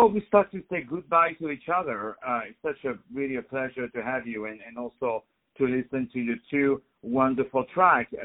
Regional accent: Paris, Île-de-France, France; English is a second language; From Paris, brother. From Paris.

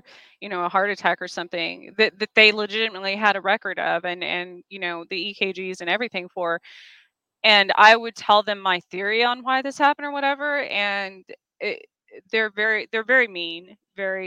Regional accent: Roswell, New Mexico, United States; I was born outside of Roswell

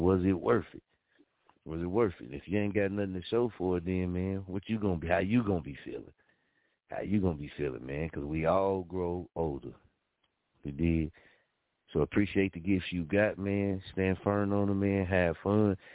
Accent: Muskogee, Oklahoma, United States; moved away; I love Muskogee, you dig? I love my hometown

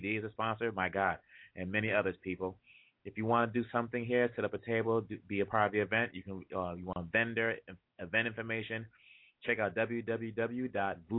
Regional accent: DR Congo; now in Los Angeles, United States; representing the Democratic Republic of the Congo, my hometown, my home country.

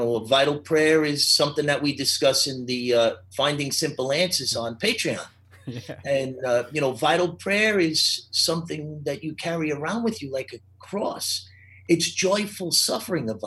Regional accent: New York, United States; now in Charlotte, United States; where I grew up in New York, you were either Catholic or Jewish

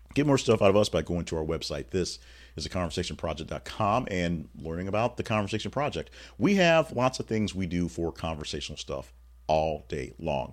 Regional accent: Louisiana, United States; me growing up in Louisiana

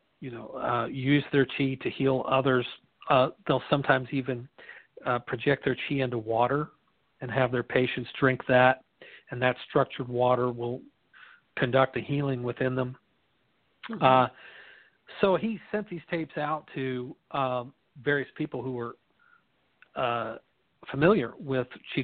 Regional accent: Midwest, United States; I'm from the Midwest where, you know, corn and wheat's kind of staple of the diet

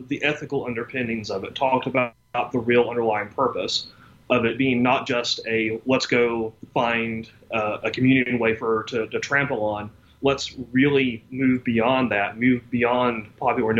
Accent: Deep South, United States; I grew up in the Deep South in the 1980s

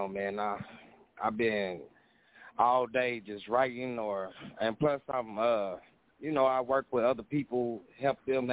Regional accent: Indianapolis, Indiana, United States; I was born in Indianapolis, Indiana, but my roots is down south

